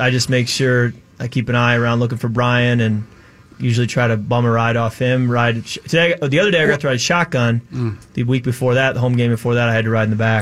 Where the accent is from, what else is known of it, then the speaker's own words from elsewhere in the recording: Chicago, Illinois, United States; moved away; also born or lived in Michigan; I grew up in Chicago